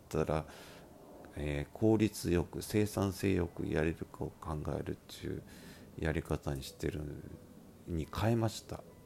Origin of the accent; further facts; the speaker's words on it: Miyazaki, Japan; accent: Miyazaki dialect; 僕のこの拙い宮崎弁変な宮崎弁